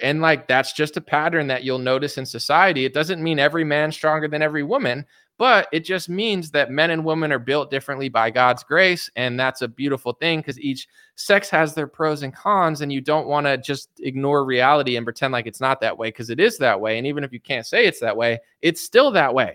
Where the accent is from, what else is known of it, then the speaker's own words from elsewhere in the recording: United States; I was born in America